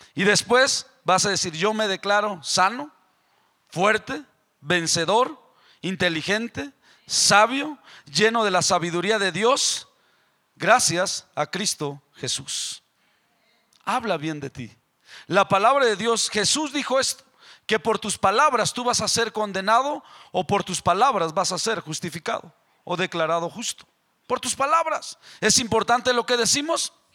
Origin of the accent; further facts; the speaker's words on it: Mexico; moved away; Yo soy el mexicano